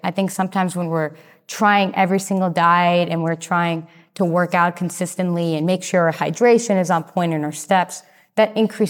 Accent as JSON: {"language": "English", "region": "Massachusetts", "country": "United States", "lives_now": "Austin, United States", "said": "So I came from Massachusetts to Austin, and it was 6 days driving."}